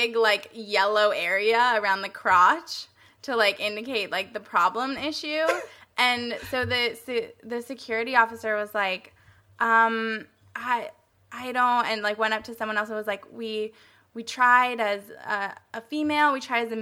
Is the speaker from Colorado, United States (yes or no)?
yes; Colorado, United States; I was born in Colorado